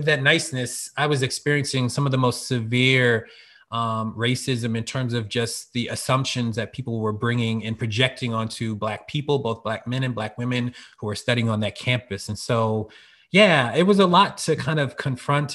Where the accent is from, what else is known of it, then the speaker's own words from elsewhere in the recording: Norristown, Pennsylvania, United States; also born or lived in Philadelphia suburbs; Growing up in the Philly area in Norristown, Pennsylvania, racially diverse community